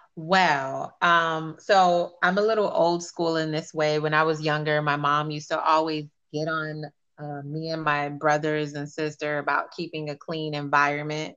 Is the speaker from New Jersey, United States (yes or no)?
no; Miami, Florida, United States; I'm from Miami.